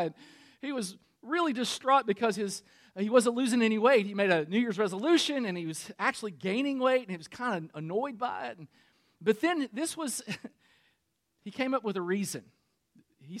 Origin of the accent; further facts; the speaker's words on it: Kentucky, United States; I'm from Kentucky. We got a lot of cousins